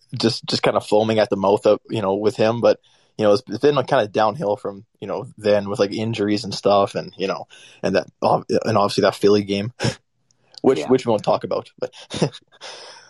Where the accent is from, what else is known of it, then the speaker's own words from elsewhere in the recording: Canada; I'm actually from Canada